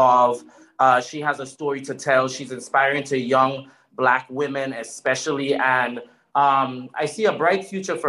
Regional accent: U.S. Virgin Islands; moved away; I'm West Indian. My dad's Guyanese. My mother's from St. Lucia. I grew up on St. Croix in the U.S. Virgin Islands.

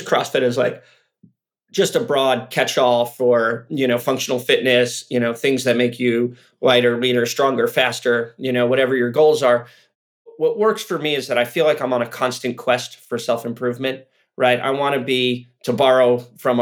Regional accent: Santa Cruz, California, United States; moved away; I'm actually from Santa Cruz originally.

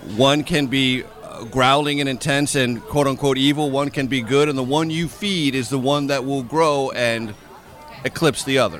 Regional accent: San Diego, California, United States; I grew up in San Diego, California

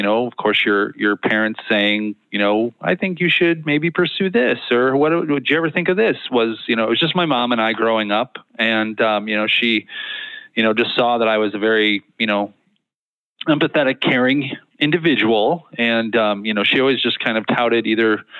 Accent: Naperville, Illinois, United States; moved away as an adult; also born or lived in Nashville, Tennessee; now in Joliet, United States; I grew up in Naperville

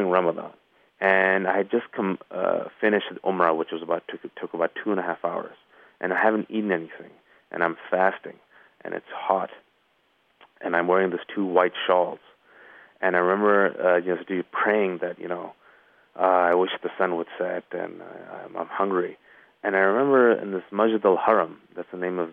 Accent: Bay Area, California, United States; I'm from the Bay Area, California

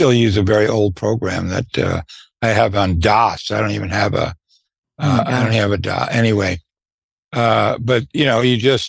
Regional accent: New York City, New York, United States; I was raised in Brooklyn

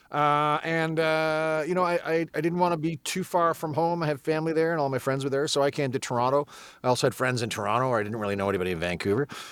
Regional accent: England, United Kingdom; moved away; I'm English. Not that you would know from, uh, from the accent I'm currently using

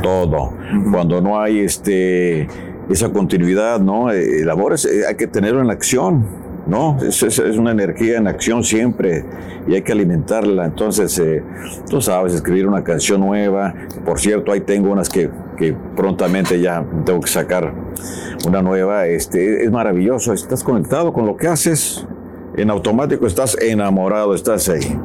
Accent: Ario de Rosales, Michoacán, Mexico; nos íbamos allá en el pueblo, en área de Rosales, de Michoacán, que me pongo de pie por mi tierra

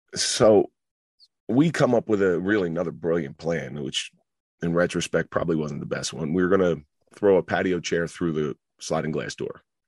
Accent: Atlantic City, New Jersey, United States; also born or lived in Roseland, New Jersey; the people I grew up in around Atlantic City

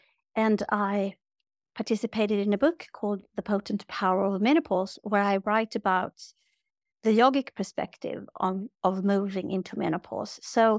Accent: Sweden; like I'm from Sweden, born and raised, and they call us like menopause cows

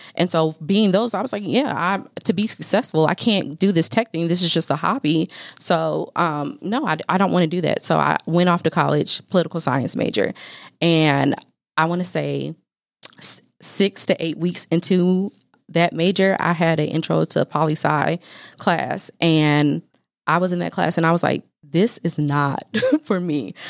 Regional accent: Fayetteville, North Carolina, United States; now in Dallas, United States; I am from Fayetteville, North Carolina

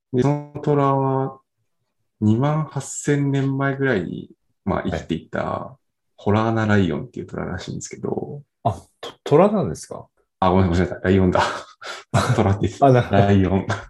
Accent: Nagano, Japan; 長野県出身なんですけど

